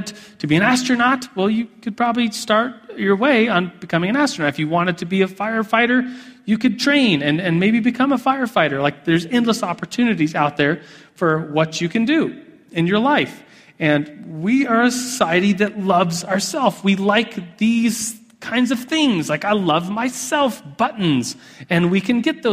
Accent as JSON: {"language": "English", "country": "United States", "said": "as an American with endless opportunities"}